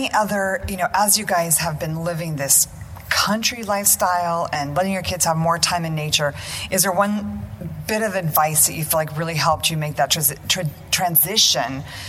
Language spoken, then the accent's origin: English; United States; it's so important for us as American families, often a little bit disconnected from our cultural roots, to keep up those traditions.